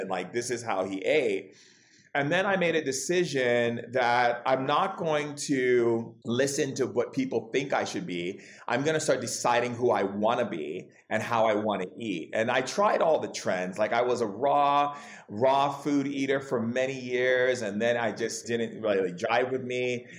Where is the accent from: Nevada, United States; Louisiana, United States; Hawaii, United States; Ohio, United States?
Hawaii, United States; also born or lived in California; I grew up in Hawaii and California